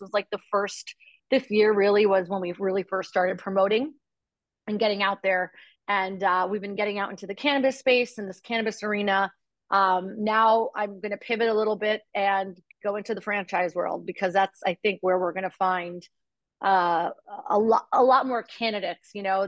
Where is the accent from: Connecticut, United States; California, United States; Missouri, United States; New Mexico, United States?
Connecticut, United States; Stamford; Stamford, Connecticut.